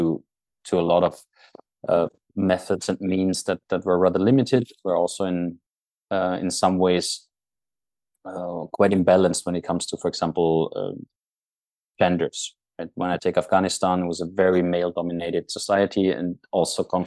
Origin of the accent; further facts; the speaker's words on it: Austria; moved away as an adult; now in Norway; I'm Austrian, but I'm not living there anymore. I haven't lived there for almost half my life